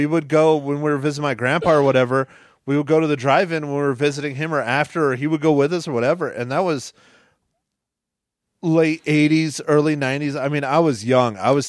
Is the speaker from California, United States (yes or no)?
yes; California, United States; because, you know, I grew up in the Bay Area.